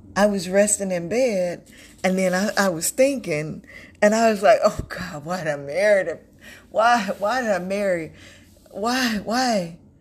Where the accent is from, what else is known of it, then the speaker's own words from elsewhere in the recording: North Carolina, United States; moved away as an adult; also born or lived in Texas; now in Florida, United States; I'm from North Carolina. Um, I live in Florida now, but I'm from North Carolina by way of Texas.